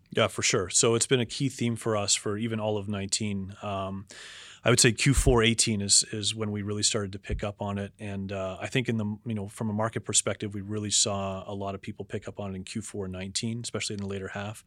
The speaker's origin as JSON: {"language": "English", "town": "Toronto", "region": "Ontario", "country": "Canada", "tie": "born or raised there", "also_born_or_lived": "United States", "moved": "as an adult", "lives_now": "Toronto, Canada", "said": "I grew up in Toronto"}